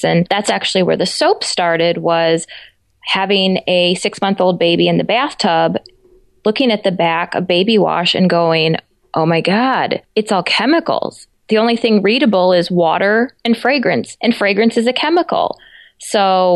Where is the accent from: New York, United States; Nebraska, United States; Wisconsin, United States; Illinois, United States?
Illinois, United States; Chicago; moved away as an adult; also born or lived in Europe; now in Southwest Michigan, United States; I grew up in the Chicago suburbs